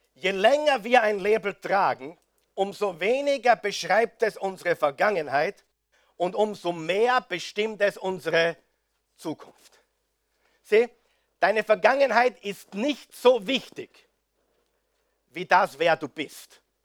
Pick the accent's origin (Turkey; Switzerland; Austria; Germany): Austria; bei uns in Österreich